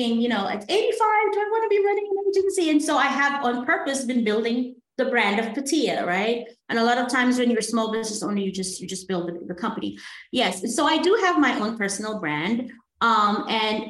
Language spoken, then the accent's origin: English; Guyana; we're from Guyana in South America